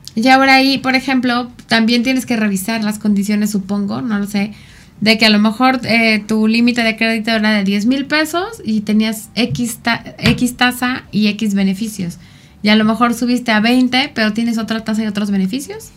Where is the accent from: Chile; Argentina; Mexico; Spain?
Mexico; culturalmente como mexicanos eh, somos muy ayudadores